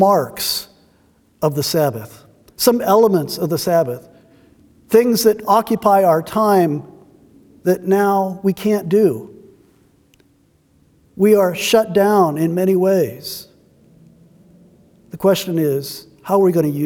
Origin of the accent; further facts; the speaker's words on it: United States; our lives as American Christians